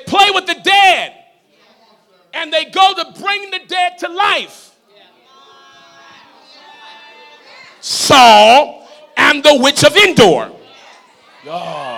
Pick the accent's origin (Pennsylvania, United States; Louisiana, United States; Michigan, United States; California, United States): Louisiana, United States; New Orleans; I'm from New Orleans